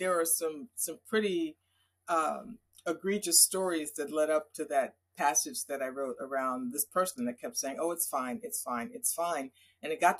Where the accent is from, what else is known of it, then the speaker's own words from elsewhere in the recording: New York area, United States; I grew up in the New York area